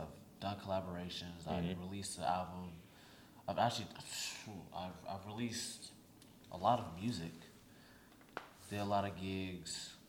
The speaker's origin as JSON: {"language": "English", "town": "Sacramento", "region": "California", "country": "United States", "tie": "born or raised there", "lives_now": "Houston, United States", "said": "COVID had came and it shut down my hometown, shut down Sacramento."}